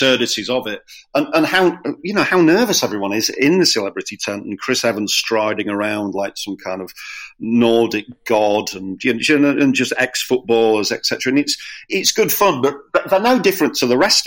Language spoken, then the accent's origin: English; Scarborough, Yorkshire and the Humber, United Kingdom; I'm from Scarborough